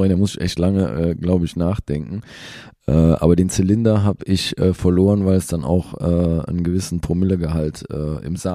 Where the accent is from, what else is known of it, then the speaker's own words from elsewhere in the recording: Cologne, North Rhine-Westphalia, Germany; Das darf ich, glaube ich, als Kölner gar nicht sagen.